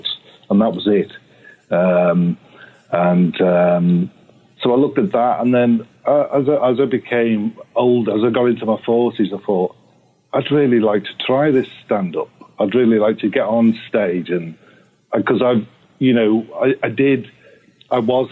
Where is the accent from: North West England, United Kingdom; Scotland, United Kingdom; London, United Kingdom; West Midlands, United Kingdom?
North West England, United Kingdom; Liverpool; I'm like Liverpool area, right? So I'm not like in the city centre. I'm in the surrounding areas